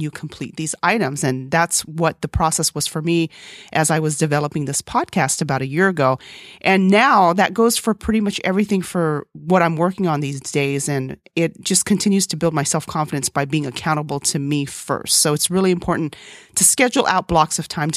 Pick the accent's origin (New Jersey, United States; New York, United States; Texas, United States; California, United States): Texas, United States; English is a second language; also born or lived in South Korea; When I was in kindergarten, when we moved from Korea to Texas and I learned English as a second language